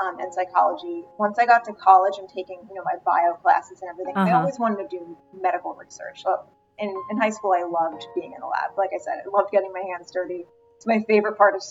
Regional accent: Rockland County, New York, United States; I grew up in Rockland County

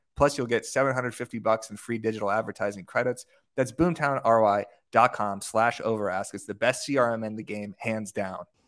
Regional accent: Tucson, Arizona, United States; I'm from Tucson, Arizona, not a super desirable location for people to move to. You kinda just grow up there

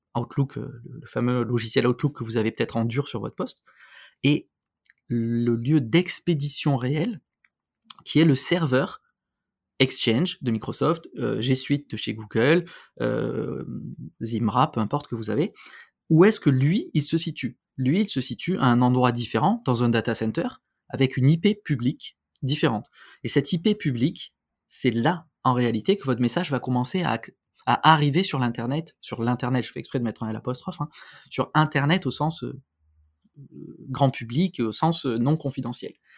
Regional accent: France; chez nous en France

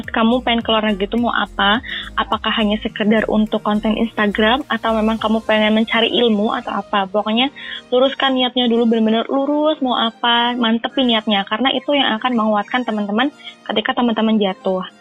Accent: Northern Vietnam, Vietnam; Indonesian is a second language; Orang-orang Vietnam, terutama Vietnam Utara di daerahku itu bukan orang-orang yang paham bahasa Inggris.

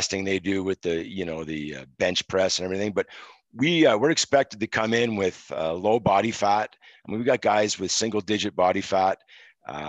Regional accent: Montreal, Quebec, Canada; born and raised in Montreal, moved to the suburbs, the western suburbs, when I was three, and lived there my entire childhood and most of my adulthood.

